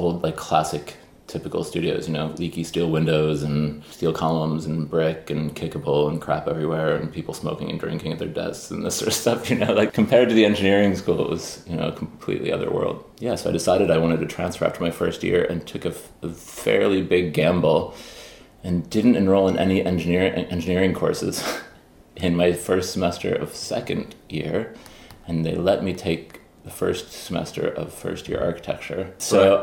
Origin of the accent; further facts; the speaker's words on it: Chicago, Illinois, United States; also born or lived in Pittsburgh; now in Ireland; born in Pittsburgh and then grew up mainly in Chicago